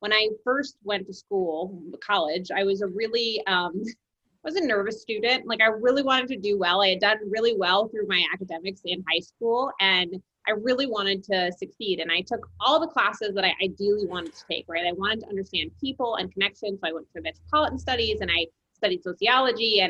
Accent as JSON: {"language": "English", "region": "New Jersey", "country": "United States", "also_born_or_lived": "New York", "moved": "as an adult", "said": "I am from New Jersey and I spent most of my adult life in New York."}